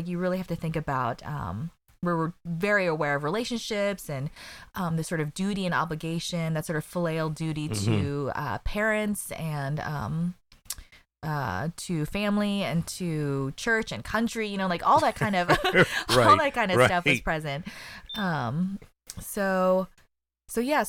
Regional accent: Colorado Springs, Colorado, United States; I grew up in Colorado Springs

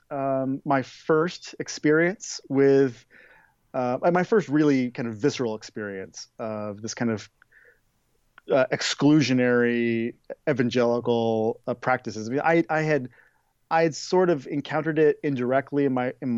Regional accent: Oregon, United States; I grew up in the West Coast in Oregon

